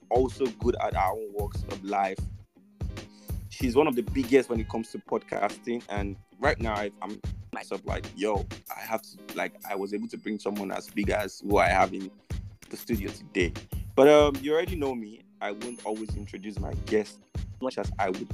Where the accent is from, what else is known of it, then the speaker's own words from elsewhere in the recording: Nigeria; how we are as a Nigerian today